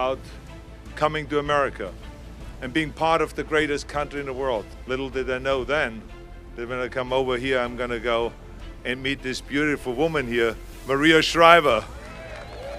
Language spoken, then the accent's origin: English; Austria; moved away as an adult; now in United States; when I grew up in Austria, we grew up after the Second World War